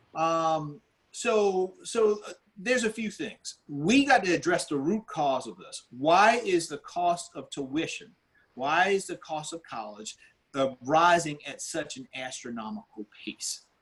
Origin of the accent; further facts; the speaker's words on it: Orangeburg, South Carolina, United States; I grew up here in South Carolina in, in, a town called Orangeburg